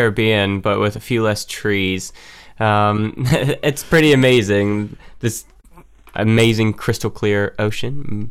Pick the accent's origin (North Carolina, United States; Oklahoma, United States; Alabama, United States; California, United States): North Carolina, United States; moved away as an adult; now in Cornwall, United Kingdom; Originally, I'm from North Carolina in the US. I moved over to the UK about 8 years ago.